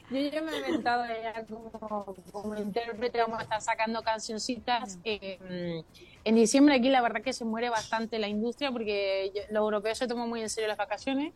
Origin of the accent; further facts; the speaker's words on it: Mexico; also born or lived in Chile; mi familia se tuvo que ir a México y entonces yo prácticamente me crié en México, es que yo soy de todos lados.